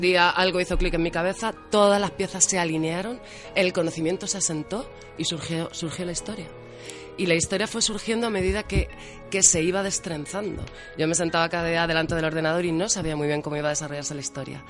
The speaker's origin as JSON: {"language": "Spanish", "town": "Albacete", "region": "Castilla-La Mancha", "country": "Spain", "said": "Como buena manchega y albaceteña que soy"}